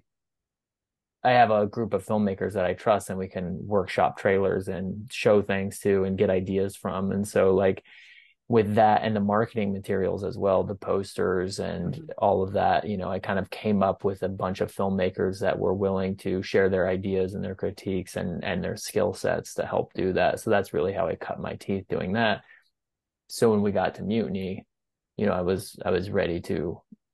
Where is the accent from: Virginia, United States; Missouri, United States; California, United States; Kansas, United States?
Kansas, United States; Goodland; my hometown theater in Goodland